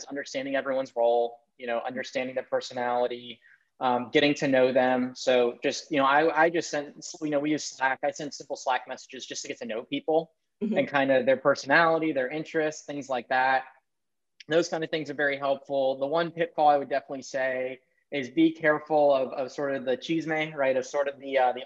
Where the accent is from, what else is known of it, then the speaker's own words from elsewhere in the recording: Maryland, United States; I grew up in Maryland